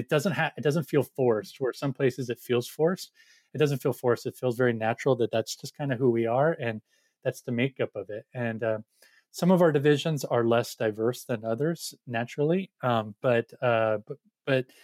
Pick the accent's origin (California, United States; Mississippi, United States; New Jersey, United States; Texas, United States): California, United States; Orange County; I grew up in Orange County